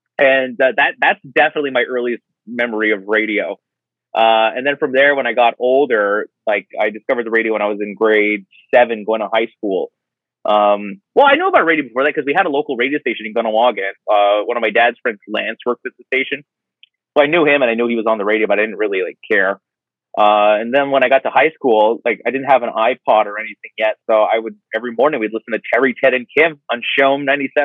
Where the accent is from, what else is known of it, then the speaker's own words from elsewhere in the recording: Kahnawake, Quebec, Canada; I grew up on a native reservation just on the south shore of Montreal. I'm from Gahnawake, Mohawk Territory.